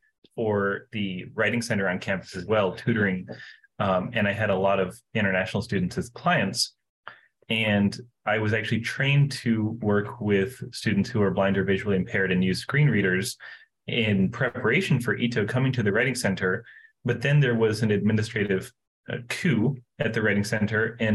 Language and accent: English; Asheville, North Carolina, United States; I am from North Carolina originally in the U.S. It's in the Southeast, and I'm from Asheville